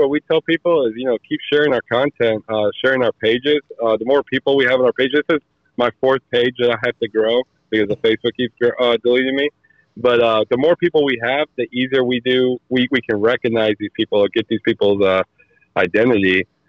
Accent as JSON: {"language": "English", "town": "Muscoda", "region": "Wisconsin", "country": "United States", "lives_now": "Alton, United States", "said": "I live in Alton, Illinois. I'm originally from Muscoda. I mean, I grew up all over the world. My dad was military. I was military."}